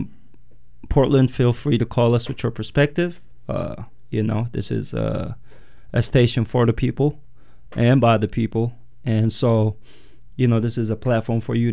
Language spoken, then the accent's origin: English; Yemen; now in United States; I'm Eritrean, born and raised in Yemen, and then moved to the U.S.